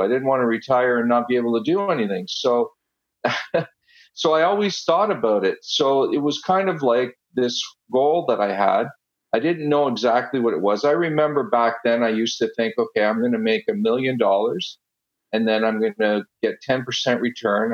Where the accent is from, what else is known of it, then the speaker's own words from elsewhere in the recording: Ottawa, Ontario, Canada; first language Italian; English is a second language; also born or lived in Italy; I was born in Italy, uh, and when I was six years old, we moved to Ottawa and I went. I didn't know a word of English, and I went straight to school